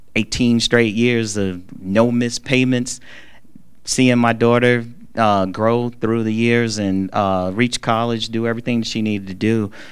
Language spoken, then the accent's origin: English; Charlotte, North Carolina, United States; I'm just a little kid from the hood. Like I'm I'm from West Boulevard right here in Charlotte. Like I and I, you know, I love my neighborhood